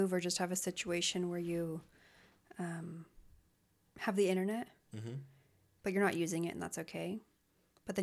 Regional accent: Las Vegas, Nevada, United States; now in Oregon, United States; growing up in Vegas

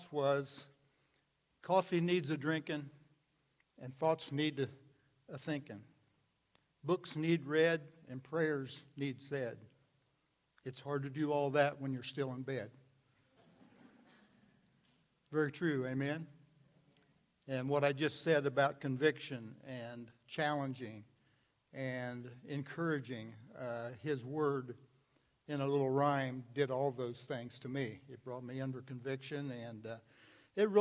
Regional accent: United States; I was born here in the United States of America.

